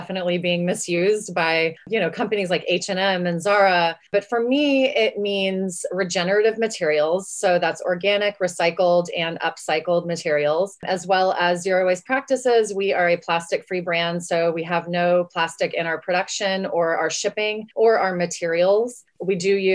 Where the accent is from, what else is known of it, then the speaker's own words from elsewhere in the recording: West Texas, United States; I'm from West Texas